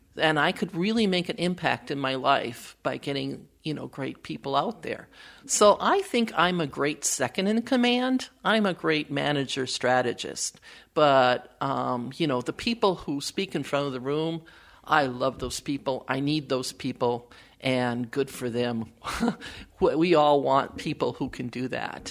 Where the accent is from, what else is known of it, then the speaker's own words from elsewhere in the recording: Wisconsin, United States; now in Minnesota, United States; I was born in Wisconsin